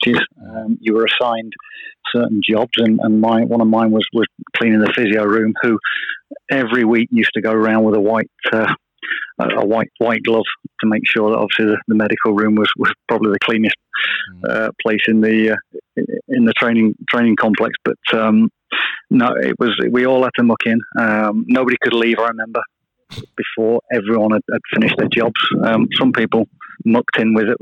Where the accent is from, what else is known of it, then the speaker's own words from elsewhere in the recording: Leicester, East Midlands, United Kingdom; also born or lived in Jersey; growing up in Leicester